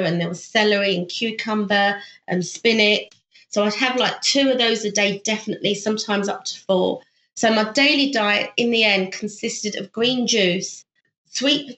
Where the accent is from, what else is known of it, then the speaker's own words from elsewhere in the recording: United Kingdom; moved away as an adult; also born or lived in Thailand; now in South Korea; I'm actually British, but I'm working in South Korea